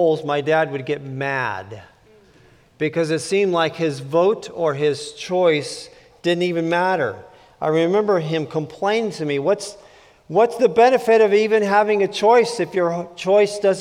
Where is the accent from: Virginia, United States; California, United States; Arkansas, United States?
California, United States; I grew up in California a very long time ago